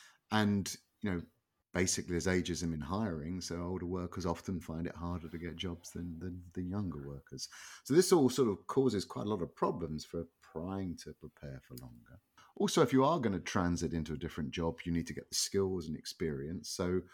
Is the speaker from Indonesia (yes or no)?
no; London, United Kingdom; North London, or North London, to use my original accent. Sort of outer suburb, sort of an industrial suburban area.